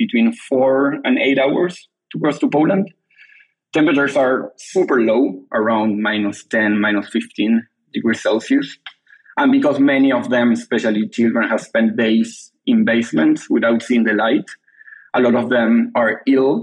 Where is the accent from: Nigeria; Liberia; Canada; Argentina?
Argentina; moved away as an adult; now in London, United Kingdom; I'm originally from Argentina, but I have been living in London the last 2 years.